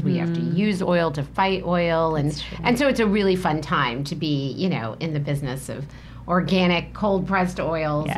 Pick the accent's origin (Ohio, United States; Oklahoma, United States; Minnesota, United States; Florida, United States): Oklahoma, United States; also born or lived in New York; now in California, United States; I was born in New York, raised in Oklahoma, and now reside, like you, in sunny California.